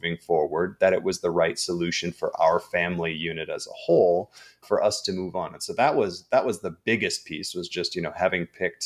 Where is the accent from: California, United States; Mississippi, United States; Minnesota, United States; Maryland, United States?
Minnesota, United States; Minneapolis; moved away; I didn't grow up on the East Coast. I grew up in Minneapolis